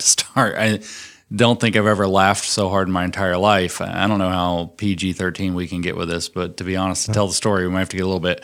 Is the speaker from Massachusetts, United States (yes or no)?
no; Tennessee, United States; I'm from Tennessee